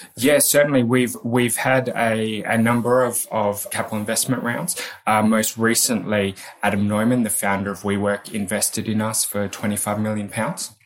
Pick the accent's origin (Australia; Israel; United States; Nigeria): Australia; accent: Australian; moved away as an adult; now in United Kingdom; I am indeed an Australian.